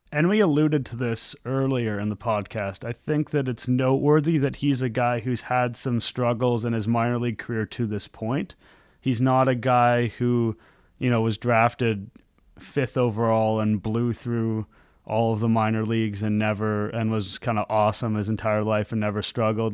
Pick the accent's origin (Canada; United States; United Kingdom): Canada; also born or lived in Montreal; As a Canadian guy